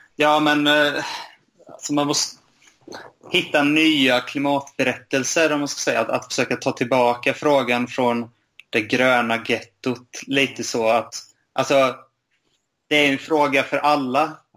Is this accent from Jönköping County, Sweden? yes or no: yes; Bankeryd, Jönköping County, Sweden; also born or lived in Lund; Jag är uppvuxen i Bankeryd utanför Jönköping.